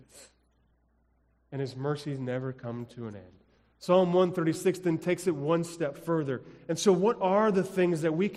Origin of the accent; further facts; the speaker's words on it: Colorado, United States; moved away as an adult; also born or lived in Illinois; Growing up in Colorado, we didn't have forest preserves